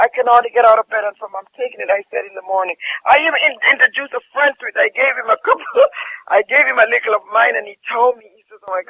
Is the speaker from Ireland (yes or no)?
no; Jamaica; And I'm telling you, I'm from Jamaica. And I honestly tell you, sometimes as a Jamaican, sometimes people sell you things and it's not real.